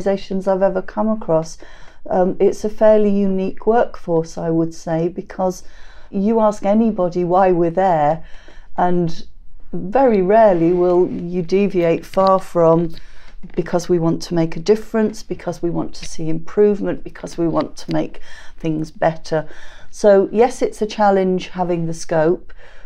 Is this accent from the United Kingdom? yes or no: yes; England, United Kingdom; moved away as an adult; now in Scotland, United Kingdom; I've never, not to my face anyway, ever had an issue with being English